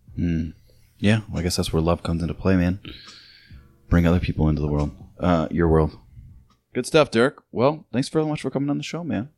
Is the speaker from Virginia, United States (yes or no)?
no; Illinois, United States; moved away; my town, my hometown's sponsored by Bush Light